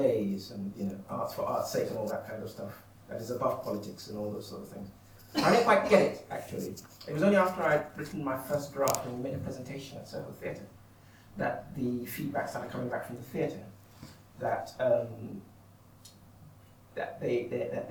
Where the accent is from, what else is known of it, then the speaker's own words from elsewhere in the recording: Nigeria; I'm a Nigerian